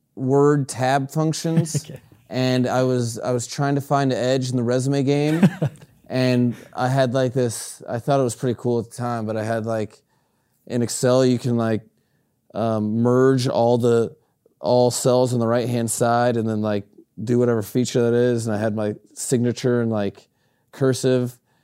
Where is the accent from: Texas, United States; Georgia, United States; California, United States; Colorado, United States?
Colorado, United States; Greeley; I was raised out west in Greeley, Colorado, which is a cattle country.